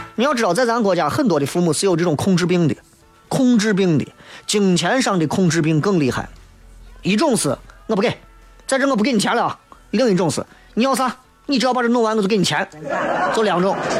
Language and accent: Chinese; Xi'an, Shaanxi, China; 以俺屋的条件在西安算是很一般，很一般